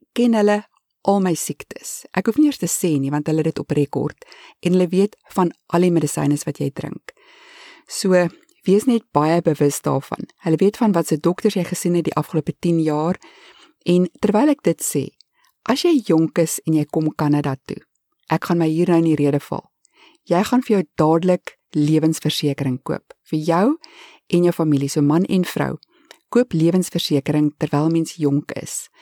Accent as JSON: {"language": "Afrikaans", "country": "South Africa", "accent": "South African", "moved": "as an adult", "lives_now": "Canada", "said": "ons as Suid-Afrikaners het baie sterk aksente"}